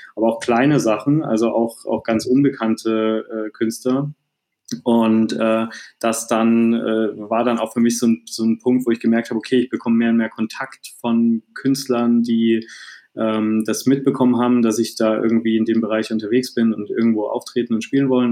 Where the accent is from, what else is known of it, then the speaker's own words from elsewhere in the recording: Dresden, Saxony, Germany; ich bin gebürtiger Dresdner, habe auch in ja. Dresden äh, dann zu der Zeit gelebt